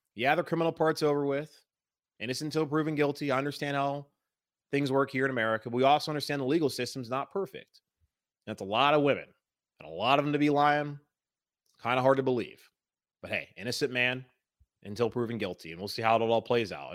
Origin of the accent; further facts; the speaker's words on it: Charlotte, North Carolina, United States; I'm from Charlotte